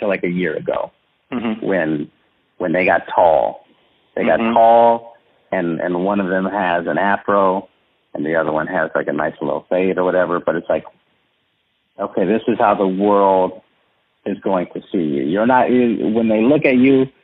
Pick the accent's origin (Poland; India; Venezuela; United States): United States; San Antonio, Texas; I'm from San Antonio